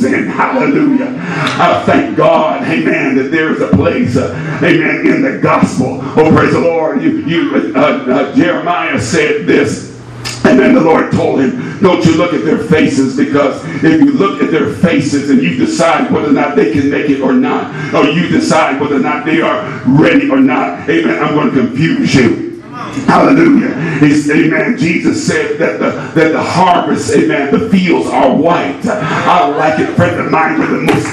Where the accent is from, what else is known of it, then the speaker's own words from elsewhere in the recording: Indiana, United States; I'm from Indiana